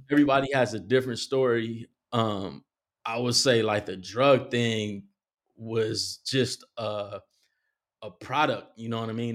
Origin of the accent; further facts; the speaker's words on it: Compton, California, United States; I was born in Compton, and my first part of my life was, uh, in Compton